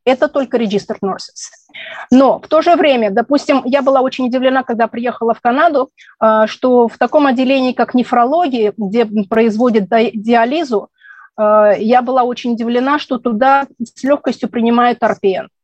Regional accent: Tashkent, Uzbekistan; moved away as an adult; also born or lived in Israel; now in Ottawa, Canada; Родилась в Ташкенте, в Советском Союзе, в Узбекистане. В 1989 году, когда стало не совсем спокойно, мы переехали в Израиль.

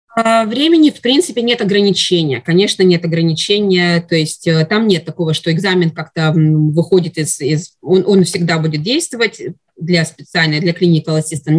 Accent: Russia; moved away as an adult; now in Canada; я из России, там я закончила мединститут и работала

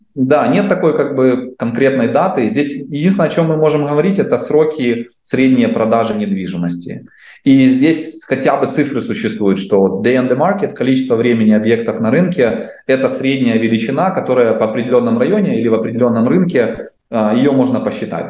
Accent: Dnipro, Dnipropetrovsk Oblast, Ukraine; now in Canada; я из Украины, из Днепра

